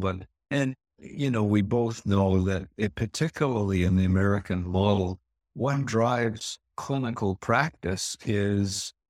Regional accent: Canada; Well, I'm a Canadian country boy, and I've always had a beard or mustache or sideburns in the 70s, I guess.

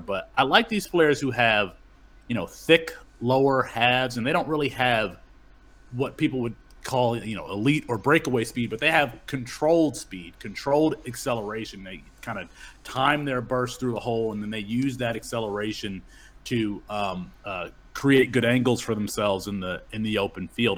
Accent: Kalamazoo, Michigan, United States; Kalamazoo stand-up where I grew up, my hometown

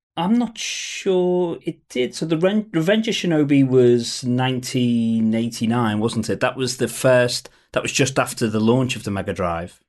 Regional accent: Liverpool, North West England, United Kingdom; I grew up in Liverpool

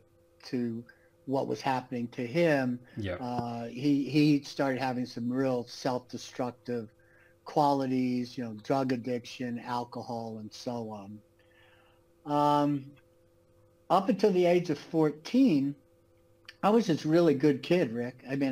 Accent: New York, United States; born there; Like I said, I was born in New York. My father went to jail when I was 3 years old.

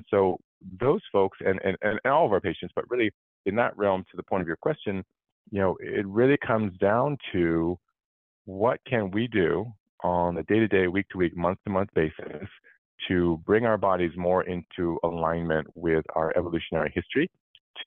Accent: California, United States; I grew up in California

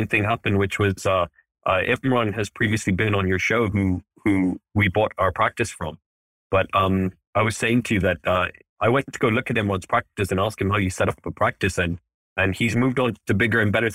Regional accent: Kenya; moved away as an adult; now in Cardiff, United Kingdom; I grew up in East Africa in Kenya

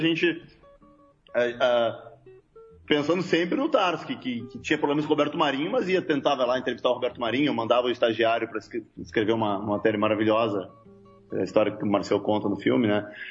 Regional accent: Porto Alegre, Rio Grande do Sul, Brazil; nós somos de Porto Alegre

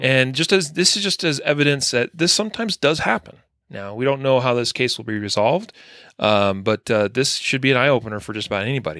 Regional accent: Idaho, United States; growing up in Idaho

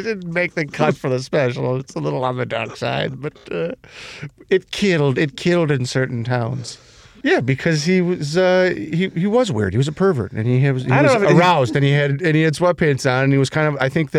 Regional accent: Elmwood Park, Illinois, United States; When we were growing up in Elwood Park.

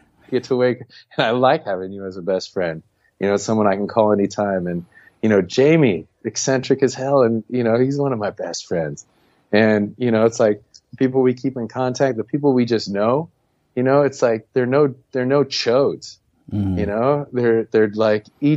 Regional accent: United States; moved away; we were expatriates

